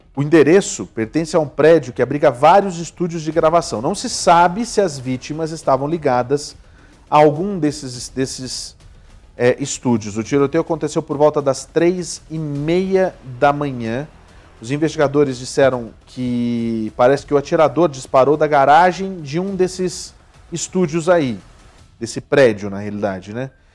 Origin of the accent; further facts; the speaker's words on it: Brazil; now in United States; A gente é brasileiro